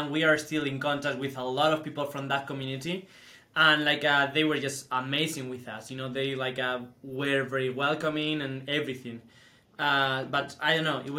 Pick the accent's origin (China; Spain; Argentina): Spain; English is a second language; moved away as an adult; now in Utah, United States; we are originally from Spain, and we did our uh, you know education degree back in Spain, and then after graduating from our undergrad, uh, we moved to Utah